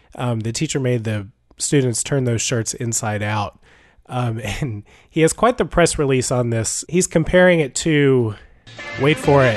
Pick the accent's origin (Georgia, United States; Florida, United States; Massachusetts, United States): Georgia, United States; Cherokee County; I grew up in Cherokee County